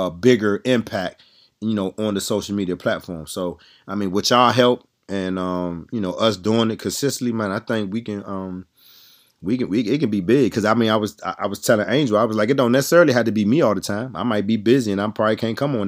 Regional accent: DMV, United States; we're from Maryland, D.C., Virginia

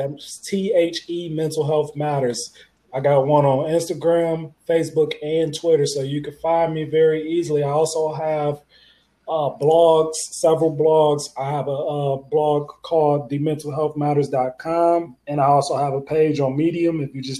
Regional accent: Detroit, Michigan, United States; now in Ohio, United States; I'm a licensed marriage and family therapist out of Ohio, born and raised in Detroit, Michigan.

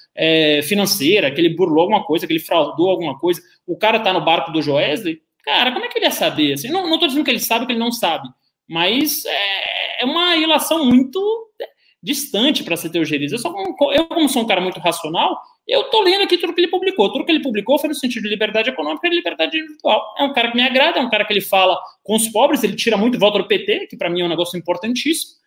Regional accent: Bahia, Brazil; moved away; Da minha criação é toda muito conservadora, eu vim da Bahia

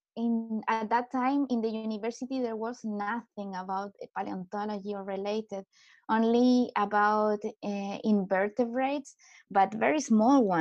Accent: Chile; also born or lived in Heidelberg, Germany / Stuttgart, Germany; I come from Chile, so from South America

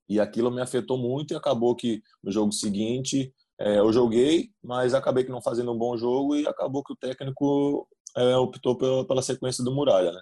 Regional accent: South Region, Brazil; moved away; eu sou do Sul

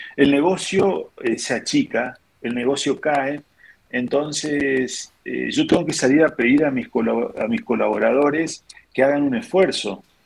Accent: interior of Chaco Province, Argentina; yo soy del, interior del Chaco, de la provincia del Chaco

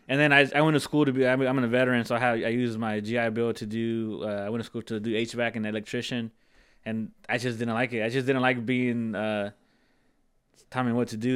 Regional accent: Central Coast, California, United States; born and raised here. Um, I grew up in the East Side, like always, all, all, I'm an East Side kid.

